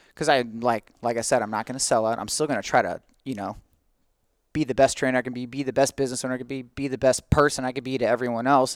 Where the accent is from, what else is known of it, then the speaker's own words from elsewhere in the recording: St. Ann, Missouri, United States; also born or lived in St. Charles; And I'm a San Ann native. I was born and raised in San Ann